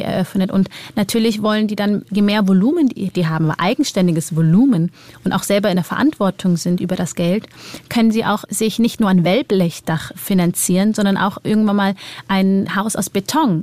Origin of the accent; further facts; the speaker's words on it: Germany; bei uns in Deutschland